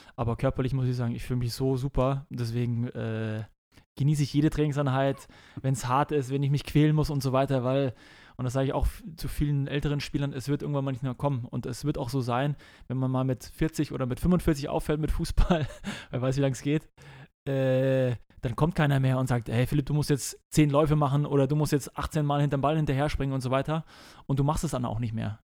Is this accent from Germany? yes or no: yes; Munich, Bavaria, Germany; moved away as an adult; also born or lived in Hamburg; München ist einfach noch, das ist die Heimat, wo ich aufgewachsen bin.